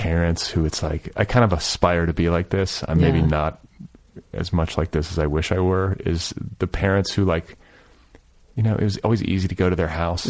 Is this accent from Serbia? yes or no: no; Midwest, United States; now in Los Angeles, United States; I grew up in the Midwest